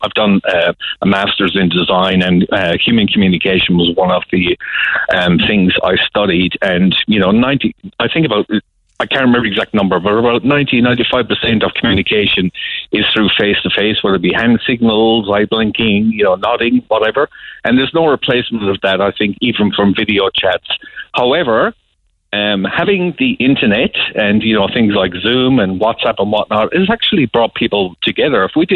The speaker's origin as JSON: {"language": "English", "town": "Cork", "region": "Munster", "country": "Ireland", "said": "You know, I'm from Cork and I've been big into music over my years"}